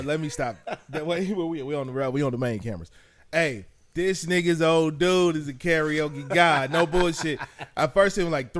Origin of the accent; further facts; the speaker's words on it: St. Louis, Missouri, United States; growing up in St. Louis, I never lived nowhere else.